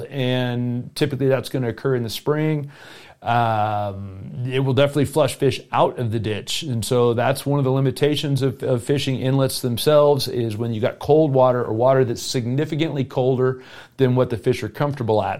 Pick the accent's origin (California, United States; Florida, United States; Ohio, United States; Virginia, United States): Florida, United States; South; now in Colorado, United States; I grew up in South Florida